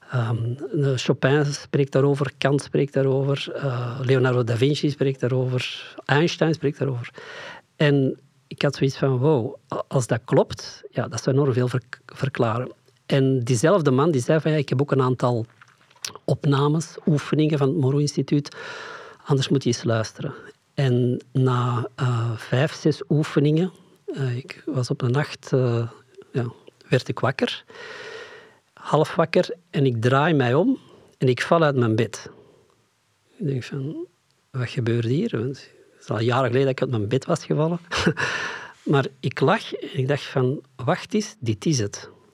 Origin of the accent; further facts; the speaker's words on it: Flanders, Belgium; ons verleden, het stuk Vlaanderen